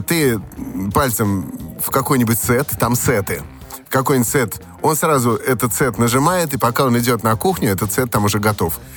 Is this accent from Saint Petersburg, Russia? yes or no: yes; Saint Petersburg, Russia; also born or lived in Saratov; у меня в детстве прошло в Санкт-Петербурге и в Саратове.